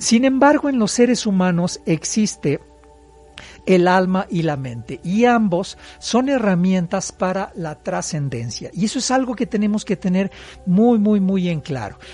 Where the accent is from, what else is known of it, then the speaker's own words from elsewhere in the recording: Puebla, Mexico; los que somos poblanos